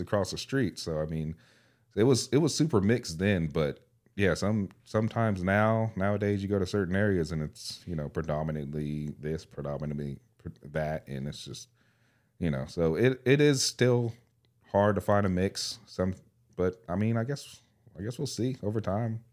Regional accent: California, United States; I grew up in California

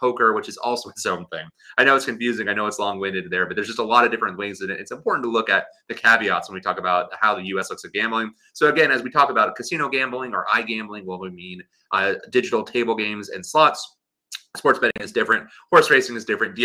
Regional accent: United States; accent: American; my distinct American accent

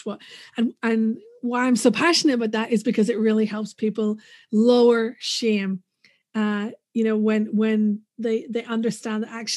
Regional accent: Northern Ireland, United Kingdom; moved away as an adult; also born or lived in United States; let's get the accent out of the way first. I'm from Northern Ireland, but I did live in the States for a few years where I did grad school.

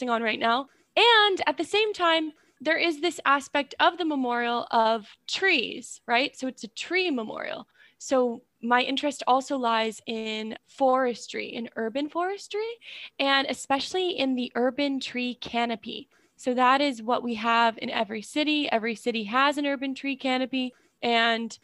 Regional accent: Newton, United States; I'm from Newton

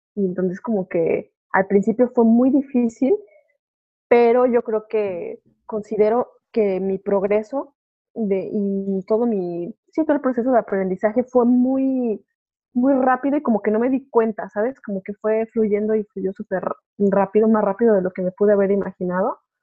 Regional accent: Mexico City, Mexico; moved away as an adult; now in France; yo soy 100% mexicana

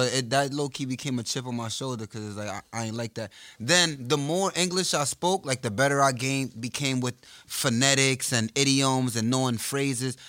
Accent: New York, United States; I'm from New York

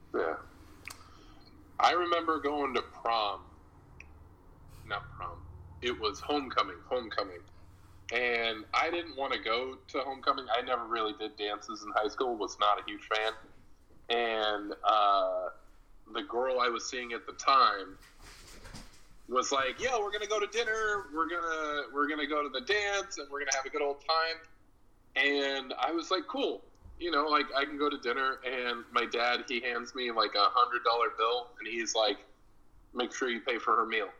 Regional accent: Hollister, California, United States; also born or lived in Fresno, California / Vallejo, California / West Palm Beach, Florida; now in Portland, United States; I've lived in my hometown Hollister

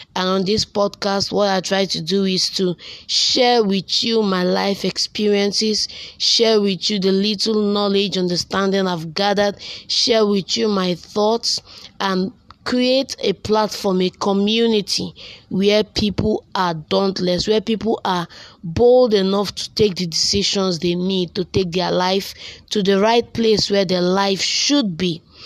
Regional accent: Delta, Nigeria; now in Enugu State, Nigeria; I hail from Delta State and Yochonot local government

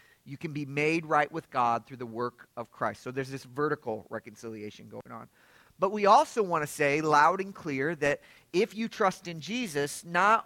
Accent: Lafayette, Indiana, United States; now in Atlanta, United States; I was born in Lafayette. My folks are Purdue graduates. We lived on the south side of the city

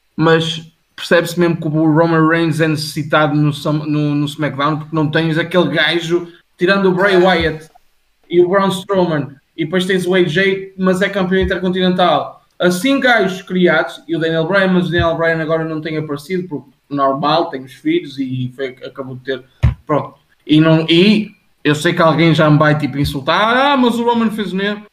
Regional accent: Portugal; Eu estou tão habituado a falar inglês durante, tipo, o meu dia a dia e tudo, e eu sou português

